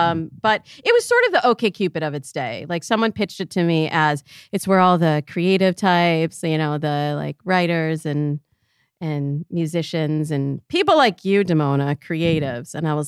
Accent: Michigan, United States; now in Los Angeles, United States; So I'm from Michigan originally. And I am the product of a marriage between a Black woman and a white Jewish man. So I grew up kind of a unicorn in Michigan

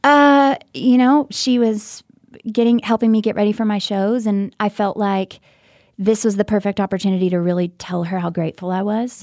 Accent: Texarkana, Texas, United States; also born or lived in Louisiana; I was born in Texarkana, Texas

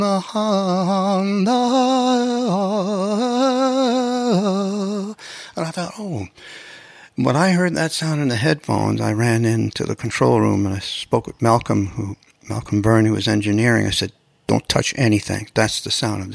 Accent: Canada; now in Los Angeles, United States; as a Canadian

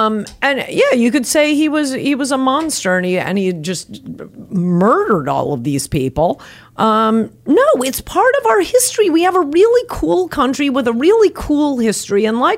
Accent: United States

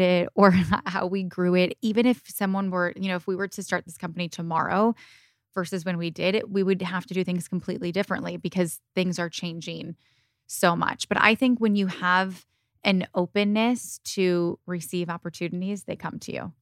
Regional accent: Michigan, United States; also born or lived in Indiana; now in California, United States; I grew up in Michigan with my mom and my siblings. I was born and raised there, and I split my time between Michigan and California

